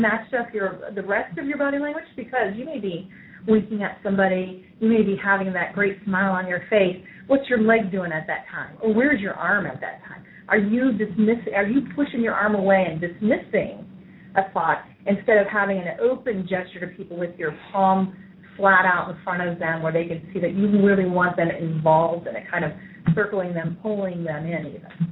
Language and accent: English; New York, United States; I'm from New York